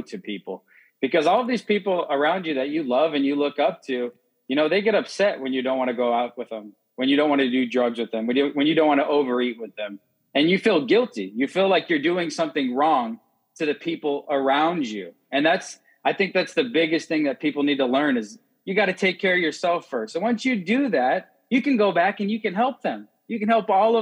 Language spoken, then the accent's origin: English; Phoenix, Arizona, United States; moved away; I'm from Phoenix, Arizona